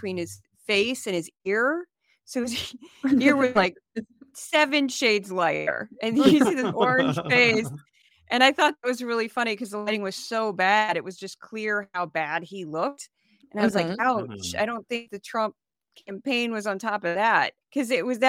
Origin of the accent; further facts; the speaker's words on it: St. Louis, Missouri, United States; My hometown of St. Louis, where Budweiser was born. I've lived there for a long time